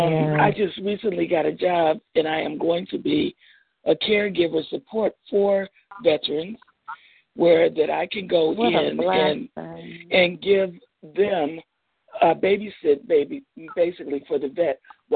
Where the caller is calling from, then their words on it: Detroit, Michigan, United States; I'm calling from Detroit.